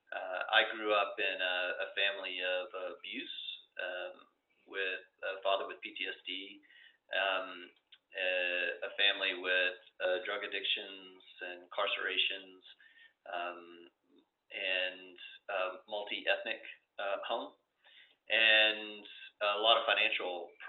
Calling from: Denver, Colorado, United States; I'm calling in from uh, Denver, Colorado.

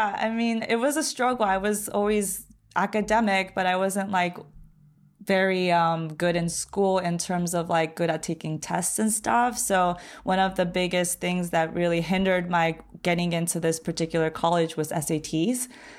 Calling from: Long Beach, California, United States; I am 30 years old. I'm calling from Long Beach, California

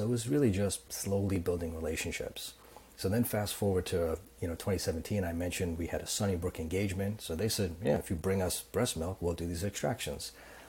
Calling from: Toronto, Ontario, Canada; Also in Toronto.

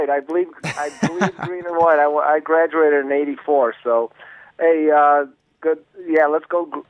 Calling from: Walled Lake, Michigan, United States; I'm calling from the Walled Lake area.

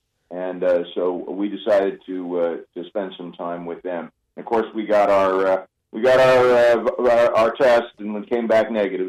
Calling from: Buffalo, New York, United States; I am calling you from Buffalo, New York, because that's where my my wife's parents live

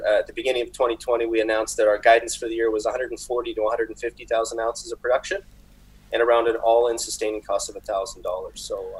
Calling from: North Vancouver, British Columbia, Canada; North Vancouver.

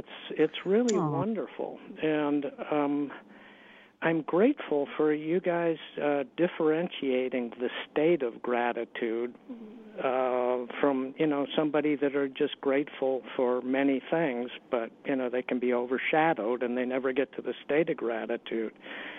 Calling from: San Diego, California, United States; I'm calling from San Diego.

